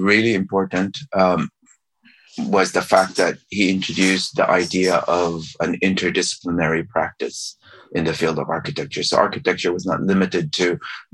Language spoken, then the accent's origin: English; Philippines; moved away; also born or lived in California / Cambridge, Massachusetts; I was Chinese from the Philippines.